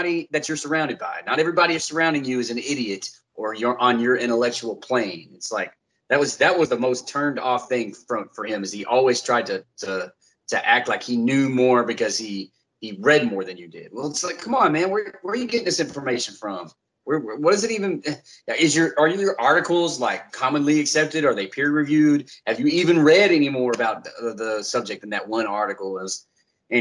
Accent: Texas, United States; also born or lived in Corsicana, Texas; I went to school there for kindergarten, elementary, middle school, and 3 years of high school

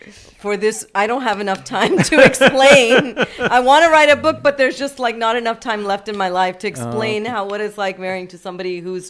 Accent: Houston, Texas, United States; I was born and raised in Houston.

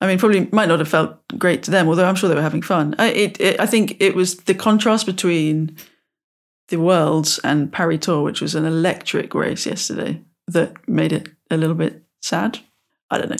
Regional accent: United Kingdom; growing up in the British countryside of bridle ways and footpaths

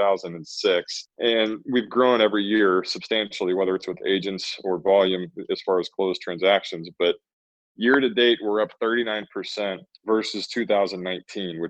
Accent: Texas, United States; I'm a Texan through and through

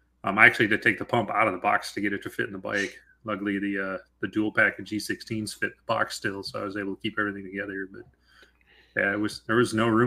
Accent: Washington, United States; we're both from the Pacific Northwest. We ride out here, you know, out of Western Washington

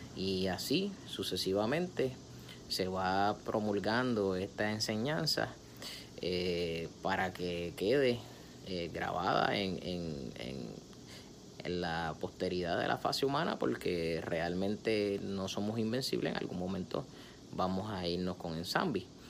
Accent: Puerto Rico; yo soy puertorriqueño y yo como puertorriqueño

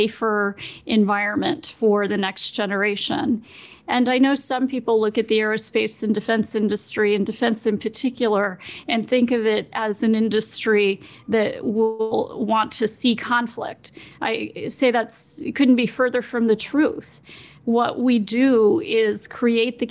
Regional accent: Smithsburg, Maryland, United States; Smithburg is a very small town

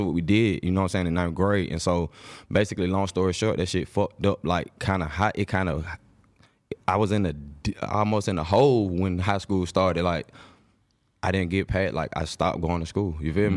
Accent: Atlanta, Georgia, United States; I was born in Atlanta, but I'm just saying that I have a big part of my family that's on the East Coast

